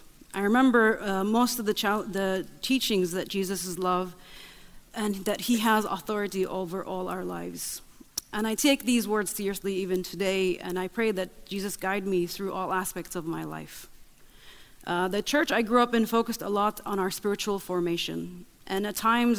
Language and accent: English; Nazareth, Northern District, Israel; English is a second language; I grew up in Nazareth, Israel. I am the youngest of six siblings to a Baptist Christian family.